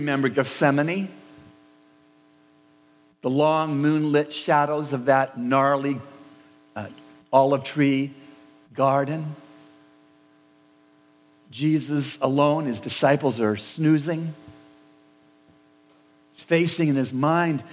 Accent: Canada; I was born and raised in Canada

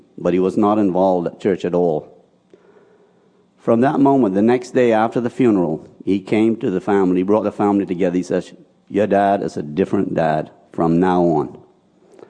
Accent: Spanish Wells, Eleuthera, Bahamas; I was born and raised in Spanish Wells

